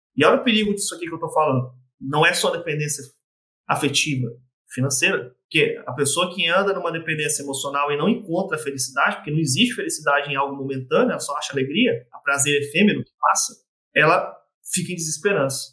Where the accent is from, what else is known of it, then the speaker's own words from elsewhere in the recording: Vila Velha, Espírito Santo, Brazil; moved away as an adult; also born or lived in Blumenau / Rio do Sul / Curitiba; Sou de Vila Velha, no Espírito Santo